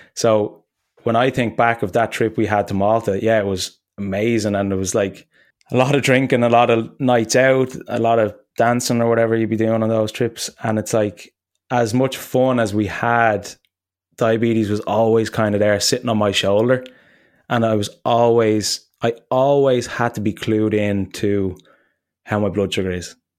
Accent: Ireland; moved away; I was close to landing in Dublin and I hadn't been home in a while

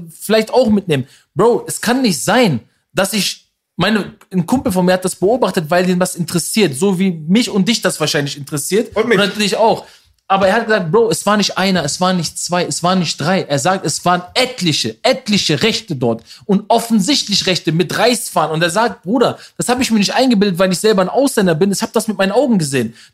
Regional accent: Berlin, Germany; Aber eine Million als Berliner von der Love Parade, diese, das war ja diese Stelle, wo die Love Parade früher war.

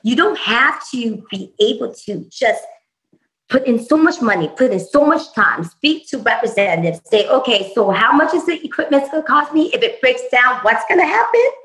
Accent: Vietnam; moved away; vietnam my home country

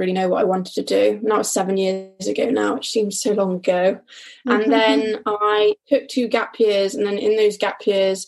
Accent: North Somerset, South West England, United Kingdom; I'm from North Somerset

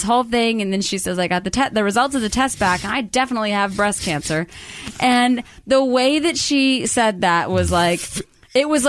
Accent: Wood Dale, Illinois, United States; I'm from Wooddale. I'm from a suburb.

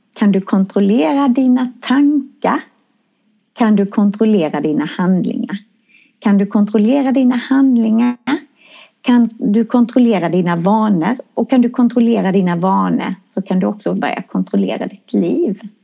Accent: Växjö, Kronoberg County, Sweden; jag kommer från Växjö.

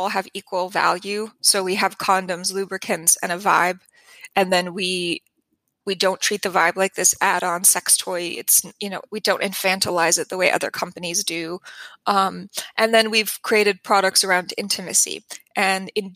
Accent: New Mexico, United States; I'm from New Mexico. This is where I come from.

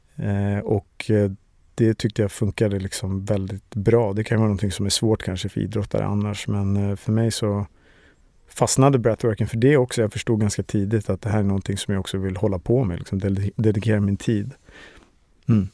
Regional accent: Stockholm, Stockholm County, Sweden; Jag är uppväxt i Årsta utanför Stockholm

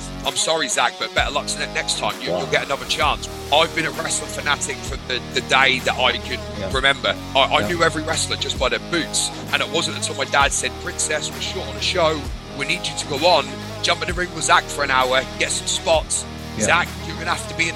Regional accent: Norwich, East of England, United Kingdom; I grew up in Norwich, England.

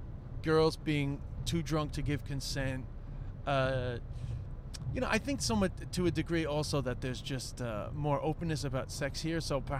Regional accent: Ireland; basically the majority of my adolescence, despite my accent, was spent in Ireland

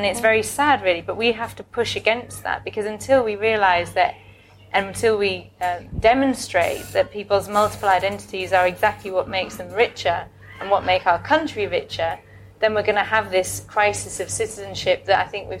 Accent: Hull, Yorkshire and the Humber, United Kingdom; moved away; I'm from Hull originally, very working class background.

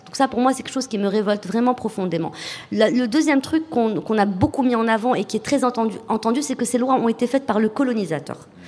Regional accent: Morocco; j'ai pas de double passeport, je suis marocaine

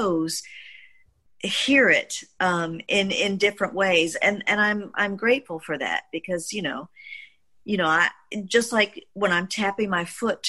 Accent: Mississippi, United States; as a Black child growing up in Mississippi

